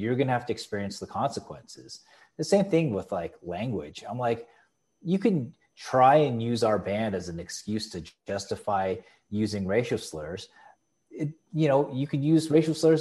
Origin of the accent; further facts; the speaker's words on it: San Diego, California, United States; I was born in San Diego.